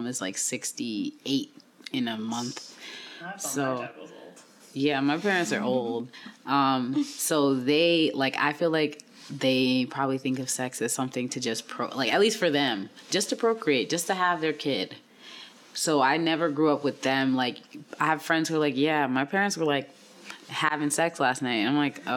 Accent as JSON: {"language": "English", "town": "New York City", "region": "New York", "country": "United States", "tie": "born or raised there", "said": "I grew up in South Jamaica, Queens"}